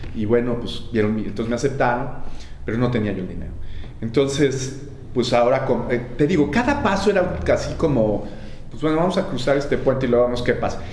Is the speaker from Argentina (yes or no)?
no; Mexico; moved away; also born or lived in Los Angeles; éramos la primera generación de chicanos nacidos en México